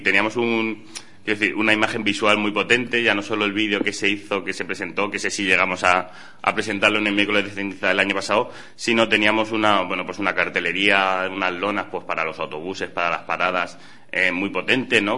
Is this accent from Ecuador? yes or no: no; Hellín, Castilla-La Mancha, Spain